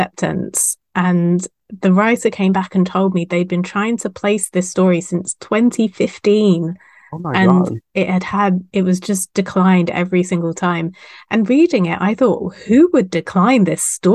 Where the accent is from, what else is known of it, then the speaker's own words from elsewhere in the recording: United Kingdom; I'm British.